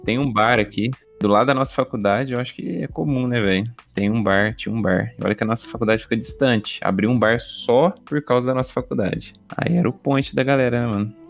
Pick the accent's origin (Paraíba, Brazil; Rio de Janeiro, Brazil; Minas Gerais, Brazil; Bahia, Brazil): Minas Gerais, Brazil; Varginha; A gente é daqui de Varginha mesmo